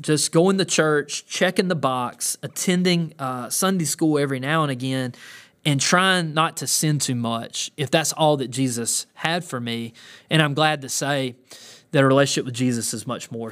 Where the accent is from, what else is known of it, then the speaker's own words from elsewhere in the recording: the South, United States; growing up in the South